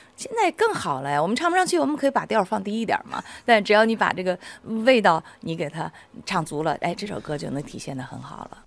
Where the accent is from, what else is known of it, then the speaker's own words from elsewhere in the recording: China; 我们内地人